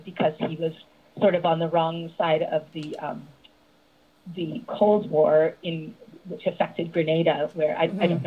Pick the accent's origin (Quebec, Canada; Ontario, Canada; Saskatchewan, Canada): Quebec, Canada; Montreal; moved away as an adult; now in United States; I was born and raised in Montreal, Quebec, Canada